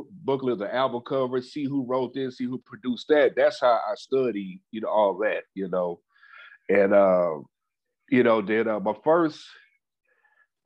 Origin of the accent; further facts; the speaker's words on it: Louisville, Kentucky, United States; also born or lived in Charlotte, North Carolina; was born in Charlotte, North Carolina, but raised in Louisville, Kentucky